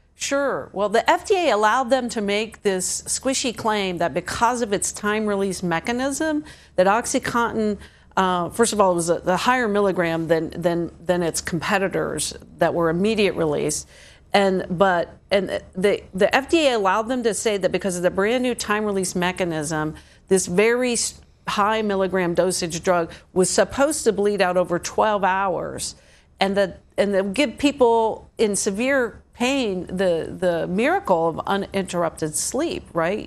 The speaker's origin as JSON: {"language": "English", "region": "Ohio", "country": "United States", "tie": "born or raised there", "moved": "yes", "said": "the little towns I grew up in in Ohio, which were just farming towns"}